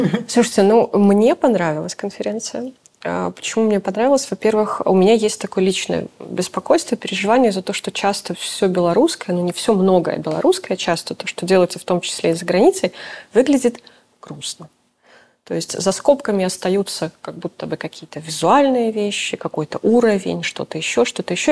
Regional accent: Belarus; moved away; мы тоже белорусы. Да, мы в эмиграции, да, мы там. Но ну, мы тоже белорусы

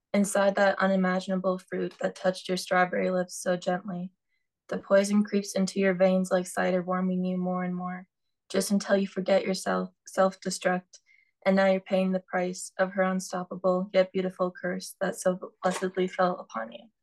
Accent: North Dakota, United States; now in Tucson, United States; I'm from North Dakota, and there's a lot of you know trees and grass and stuff.

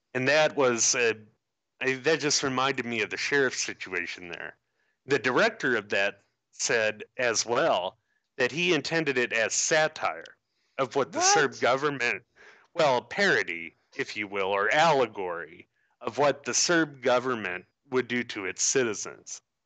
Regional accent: Illinois, United States; moved away; my home state

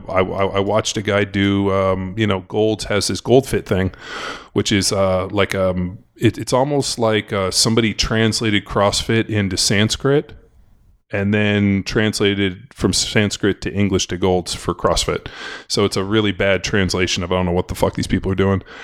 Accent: California, United States; Growing up in California

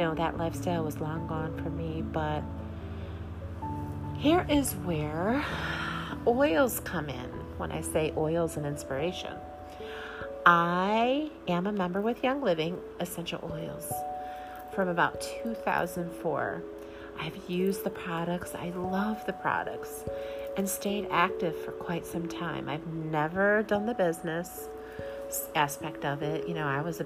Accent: Midwest, United States; I'm a mom from the Midwest

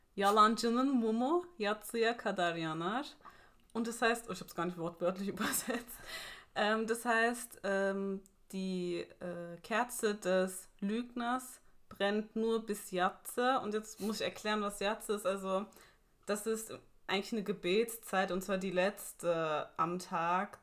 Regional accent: Ludwigshafen, Rhineland-Palatinate, Germany; Ich komme ja aus Ludwigshafen

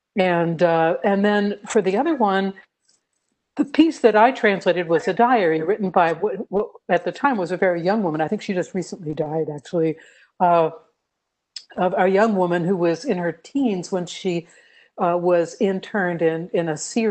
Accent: United States; moved away as an adult; also born or lived in Croatia; I'm from the States

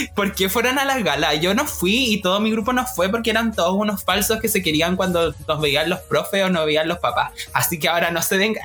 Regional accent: Puerto Aysén, Aysén, Chile; allá en Aysén, en Puerto Aysén, mi tierra, ah, la Patagonia

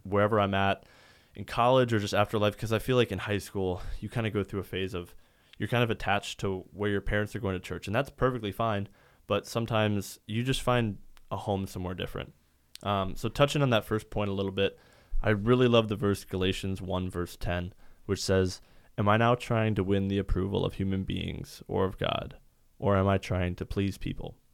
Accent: Sioux Falls, South Dakota, United States; I grew up in Sioux Falls, uh, my entire life

